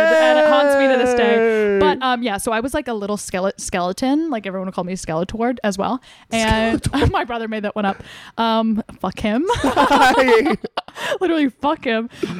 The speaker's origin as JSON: {"language": "English", "region": "New Jersey", "country": "United States", "said": "So I'm from New Jersey."}